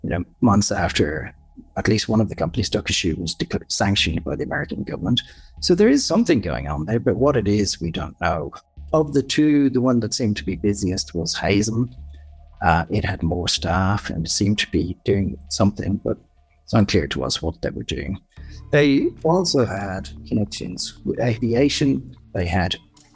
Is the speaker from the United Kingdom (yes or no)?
no; Dublin, Leinster, Ireland; I grew up in Dublin